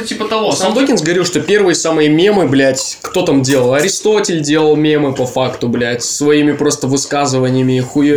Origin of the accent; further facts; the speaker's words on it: Pikalyovo, Leningrad Oblast, Russia; Я из Пикалева